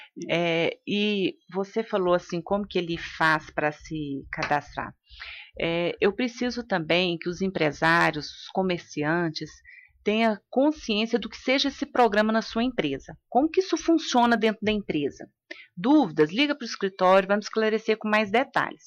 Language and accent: Portuguese; Luziânia, Goiás, Brazil; eu sou de Lusiânia